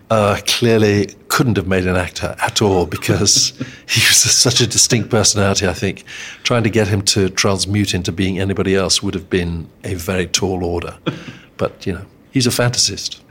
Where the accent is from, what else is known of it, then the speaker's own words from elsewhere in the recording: Eswatini; where I grew up in Swaziland